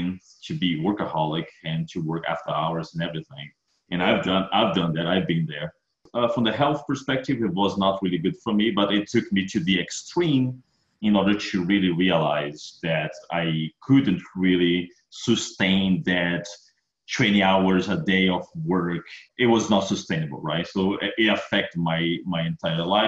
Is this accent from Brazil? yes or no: yes; Brazil; moved away as an adult; now in Texas, United States; I'm originally from Brazil, and I study ISO 2000, ISO Server 2000 book written by Tom when I was in Brazil